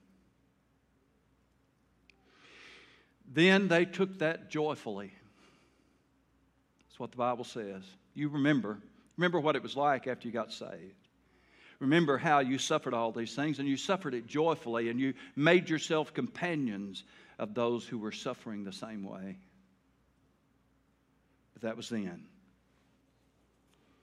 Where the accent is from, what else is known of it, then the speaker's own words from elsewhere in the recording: Taylor, Arkansas, United States; I was from Taylor, a little old town